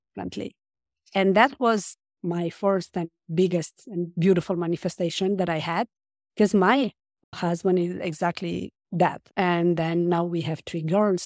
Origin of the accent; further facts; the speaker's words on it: Romania; moved away as an adult; now in France; I grew up in Romania and I moved to France when I was an adult